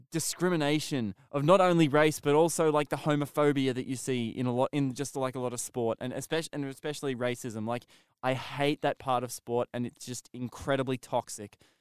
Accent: Australia; I'm Australian

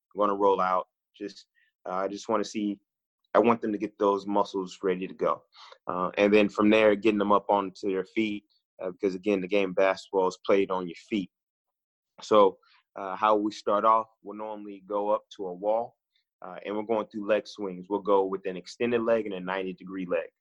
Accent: Oakland, California, United States; born or raised there; moved away as an adult; also born or lived in Midwest / the South

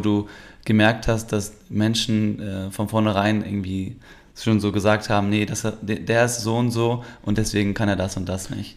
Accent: Germany; ich bin ja Türke, der in Deutschland aber auch geboren ist und mm. ich bin ja schon immer hier

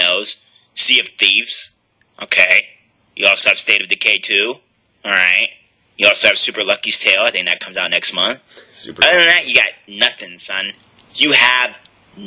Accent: United States; I'm an American

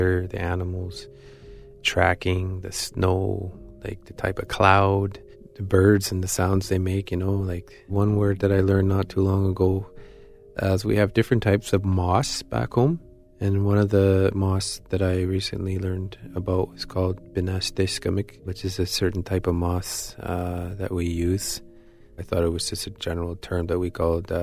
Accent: Attawapiskat, Ontario, Canada; I'm from Ottawa, Biscayne, Ontario

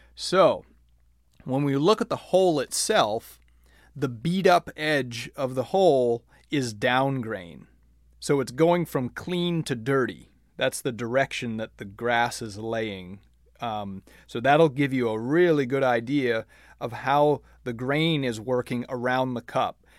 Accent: Maine, United States; moved away as an adult; also born or lived in Florida; I grew up in Maine playing on bent grass greens

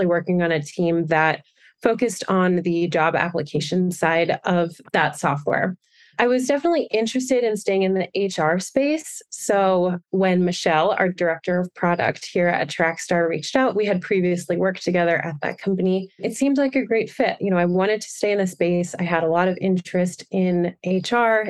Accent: Wilmington, Delaware, United States; moved away as an adult; also born or lived in Boston, Massachusetts; now in Denver, United States; I grew up in Wilmington, Delaware

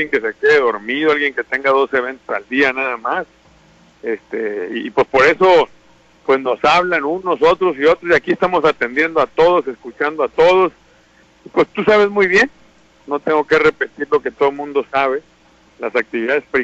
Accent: Sinaloa, Mexico; El típico cobarde sacatón que no da la cara, que tira la piedra y esconde la mano, así no somos los sinaloenses.

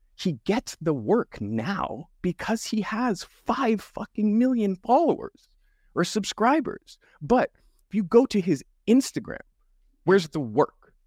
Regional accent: Canada; I'm the white black guy 'cause I'm Canadian, and in, in Canada, a, in the education system, you're stripped from your culture. So, I grew up stripped from my culture

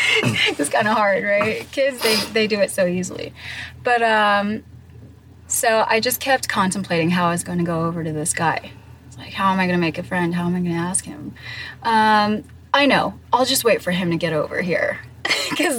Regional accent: Singapore; also born or lived in Torrance, California / Philippines / Hong Kong; I was born in Torrance, California. That's close to Long Beach. And I had a pretty interesting upbringing. I moved to the Philippines, then to Hong Kong, and then 1 year back in the U.S. for third grade, and then fourth grade all the way to eighth grade, I lived in Singapore.

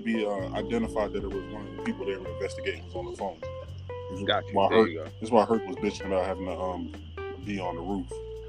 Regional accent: Piscataway, New Jersey, United States; Scataway High School, class of 01.

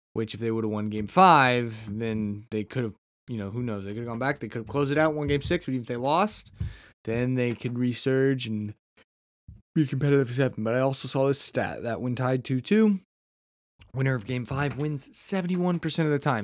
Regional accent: United States; I'm just a red-blooded American

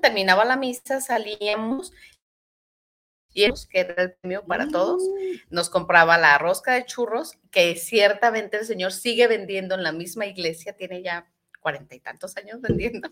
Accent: Tlaquepaque, Jalisco, Mexico; yo soy de Tlaquepaque Centro

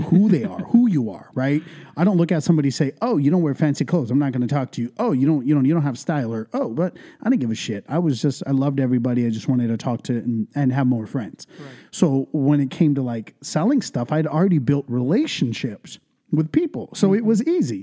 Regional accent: Ventura, California, United States; first language English and Punjabi; also born or lived in India; I was raised in East Ventura since I was about two years old. So like all I really know is Ventura County, the 805

